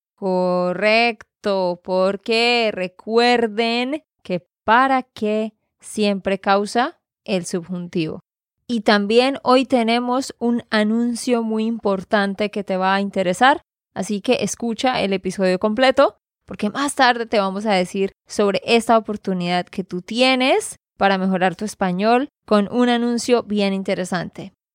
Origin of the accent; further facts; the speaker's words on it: Santander, Colombia; de Santander, Colombia